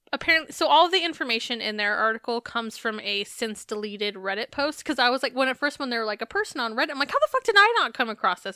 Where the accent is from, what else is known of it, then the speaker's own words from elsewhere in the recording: Arizona, United States; I'm from Arizona